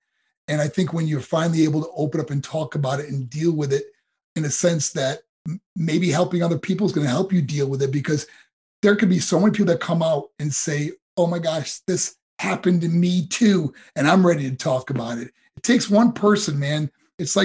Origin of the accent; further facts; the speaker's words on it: New York, United States; moved away as an adult; also born or lived in Colorado Springs, Colorado; my hometown in New York